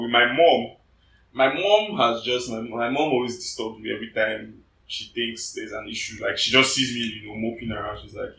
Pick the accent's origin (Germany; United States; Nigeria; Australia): Nigeria; I'm a Nigerian.